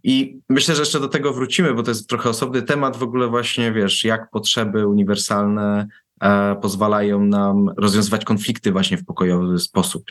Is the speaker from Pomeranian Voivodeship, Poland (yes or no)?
no; Warsaw, Masovian Voivodeship, Poland; ja pochodzę z warszawskiej Pragi